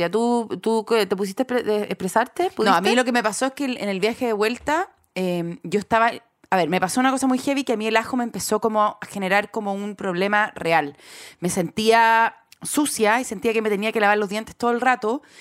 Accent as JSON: {"language": "Spanish", "country": "Chile", "accent": "Chilean", "said": "así como mi chileno desaparece, apenas llego al otro país, empiezo a hablar como Amaro es Pablo, o si estoy en Argentina, hablo como no sé quién, pero hablo como siempre en un eh, español neutro espantoso"}